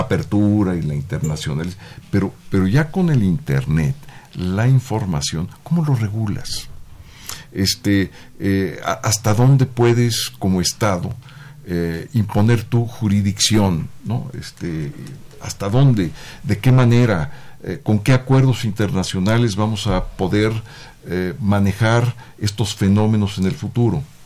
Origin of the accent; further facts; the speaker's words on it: Mexico City, Mexico; Soy prácticamente la primera, digamos, de esa línea de la familia que nací ya en la, en la Ciudad de México